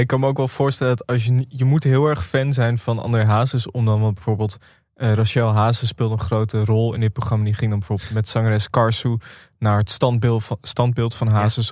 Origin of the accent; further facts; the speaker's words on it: Amsterdam, North Holland, Netherlands; ik kom uit Amsterdam